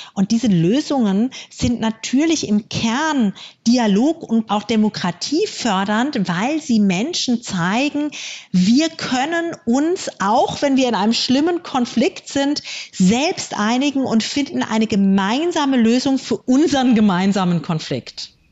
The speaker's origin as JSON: {"language": "German", "country": "Germany", "said": "Bei uns in Deutschland"}